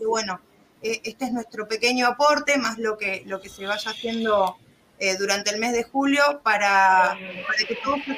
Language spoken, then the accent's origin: Spanish; Neuquén, Argentina; soy de Neuquén, capital argentina